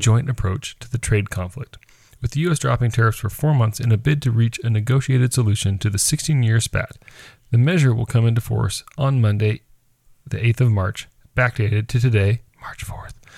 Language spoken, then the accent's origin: English; United States